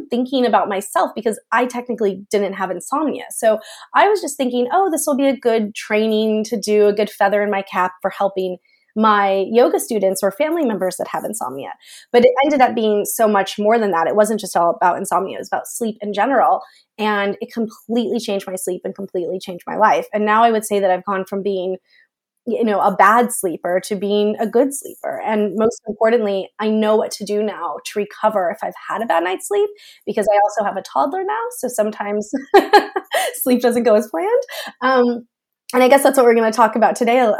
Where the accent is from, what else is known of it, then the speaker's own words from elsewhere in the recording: United States; moved away as an adult; also born or lived in Florida; now in United Kingdom; I live in the UK now, but I am American.